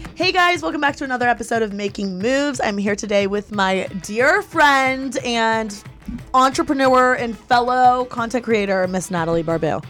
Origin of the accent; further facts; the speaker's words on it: Bloomington, Indiana, United States; moved away as an adult; now in Miami, United States; from the I U campus. Like, that's my hometown